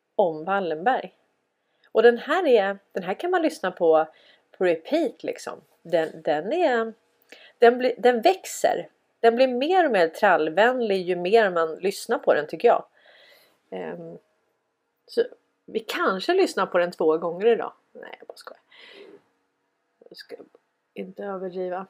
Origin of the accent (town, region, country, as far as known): Sweden